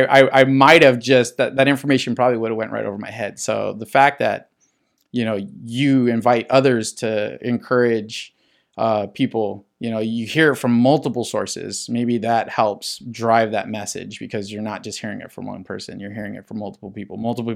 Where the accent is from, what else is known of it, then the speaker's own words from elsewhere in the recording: La Puente, California, United States; This is all like San Gabriel Valley. I grew up in La Puente, so you're talking like the end of the San Gabriel Valley and beginning of like the Inland Empire.